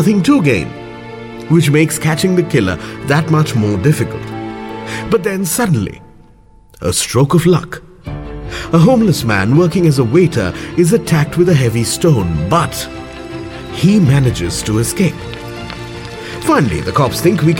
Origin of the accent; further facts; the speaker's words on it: Kolkata, West Bengal, India; my hometown, Kolkata